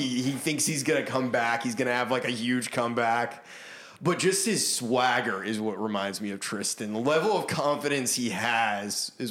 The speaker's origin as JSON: {"language": "English", "region": "Maine", "country": "United States", "tie": "born or raised there", "moved": "yes", "lives_now": "Nashville, United States", "said": "growing up in Maine"}